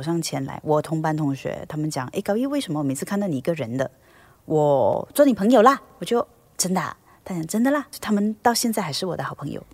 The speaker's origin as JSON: {"language": "Chinese", "country": "Malaysia", "said": "在马来西亚当艺人"}